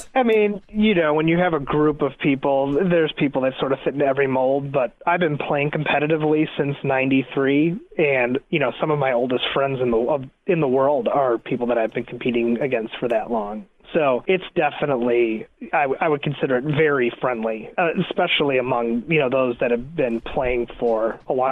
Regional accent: New York, United States; I was born in New York and we lived in a studio apartment

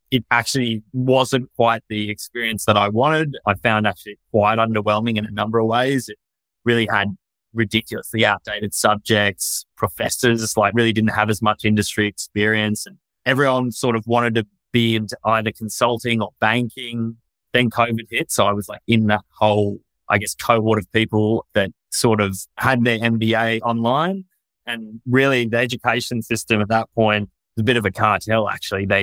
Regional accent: Australia; moved away as an adult; also born or lived in London; I was born and raised in Australia.

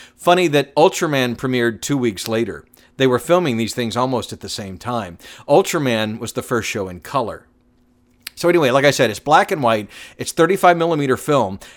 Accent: Atlanta, Georgia, United States; Growing up in Atlanta, I used to watch a lot of T B S

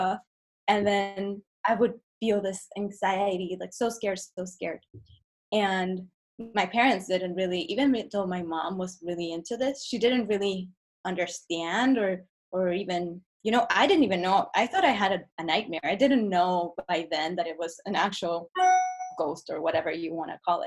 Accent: Chile; English is a second language; moved away as an adult; now in Los Angeles, United States; So I grew up in Chile, and I actually lived in LA for 2 years when I was 8 to 10 years old.

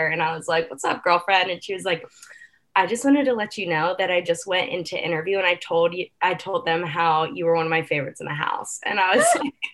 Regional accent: Morgantown, West Virginia, United States; also born or lived in Pittsburgh, Pennsylvania; I grew up in Morgantown, West Virginia, where I started dancing when I was like 3 years old

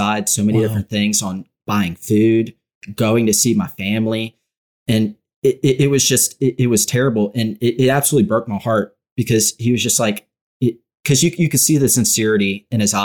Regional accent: Louisiana, United States

